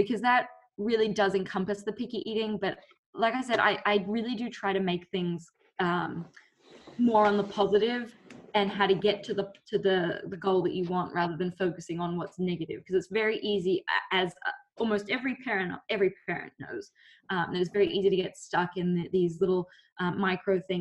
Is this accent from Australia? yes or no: yes; Australia; moved away as an adult; now in United States; I'm Australian and I grew up there, and I've been in the US since 2012.